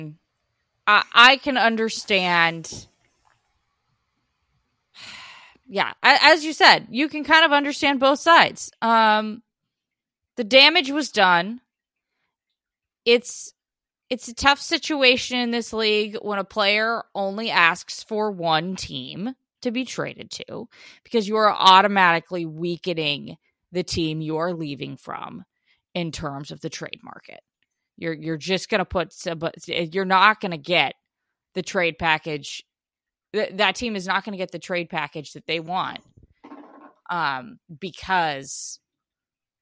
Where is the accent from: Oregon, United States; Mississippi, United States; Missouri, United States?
Oregon, United States; Portland; moved away; getting back to my hometown and covering his last year on the Blazers